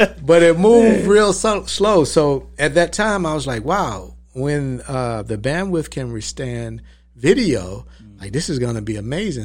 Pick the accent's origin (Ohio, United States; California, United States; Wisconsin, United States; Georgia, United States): Georgia, United States; Valdosta; now in Atlanta, United States; I was born in South Georgia. I was born in Valdosta. Uh, moved to Atlanta when I was about fourteen years old